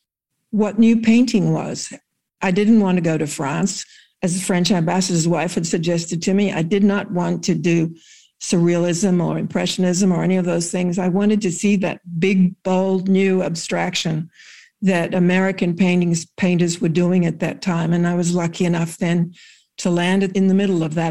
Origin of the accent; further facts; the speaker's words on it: Broken Hill, New South Wales, Australia; moved away as an adult; now in United States; I was born in Broken Hill